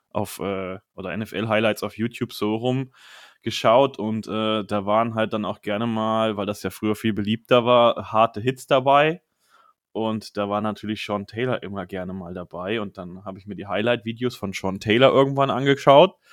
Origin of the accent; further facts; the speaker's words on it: Hesse, Germany; Ich komme aus der Nähe von Marburg. Der ein oder andere kriegt das vielleicht immer mal mit, bei, wie ich rede oder auch bei der Begrüßung.